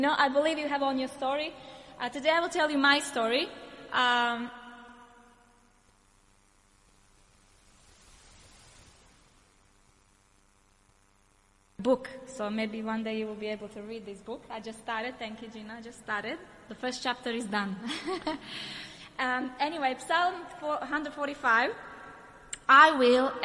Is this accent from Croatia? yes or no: yes; Croatia; English is a second language; moved away; I was born in Yugoslavia, and everything smelled on war, okay? So I was a war baby, because 91, the war began. So I was 2 years old when the war began. And it was really difficult, because my father is Serbian, and my mother is Croatian, and I live in Croatia.